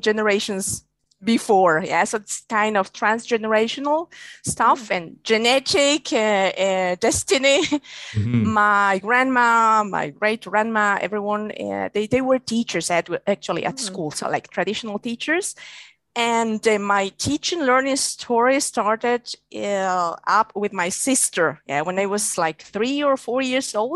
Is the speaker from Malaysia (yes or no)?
no; Guatemala; first language Spanish; English is a second language; moved away as an adult; also born or lived in Czech Republic; I'm from Guatemala, actually. And there I studied economics the same